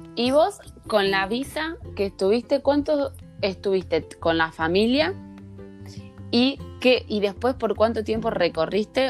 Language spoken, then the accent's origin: Spanish; Santa Fe, Argentina; moved away; también somos santafesinas, las dos.